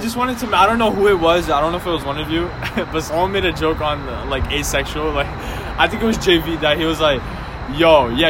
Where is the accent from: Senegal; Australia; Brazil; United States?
Brazil; English is a second language; moved away; English is not my first language. Okay, eu sou brasileiro, mano.